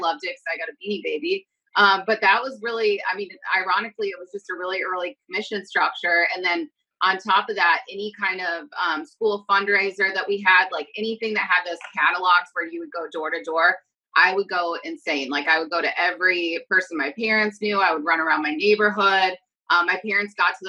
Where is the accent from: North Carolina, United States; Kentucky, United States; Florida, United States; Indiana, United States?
Indiana, United States; Lafayette; moved away as an adult; now in Chicago, United States; I was born in Lafayette, Indiana. So just about 2 hours south of here.